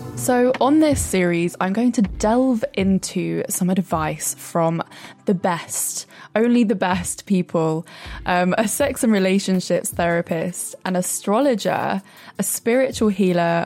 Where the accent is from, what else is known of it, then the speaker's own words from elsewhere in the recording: Brighton, South East England, United Kingdom; now in London, United Kingdom; I'm in Brighton. Finally, away from London after being in the same four walls for the last five months